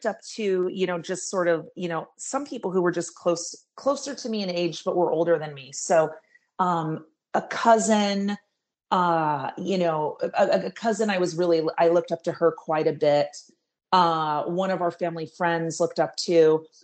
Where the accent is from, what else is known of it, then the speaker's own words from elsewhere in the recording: Seattle, Washington, United States; moved away as an adult; also born or lived in Southern California; I am from Seattle, Washington, born and raised